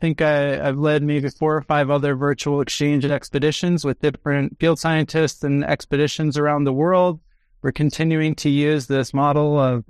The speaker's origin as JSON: {"language": "English", "town": "Chicago", "region": "Illinois", "country": "United States", "said": "I'm a facilitator from Sweet Home Chicago."}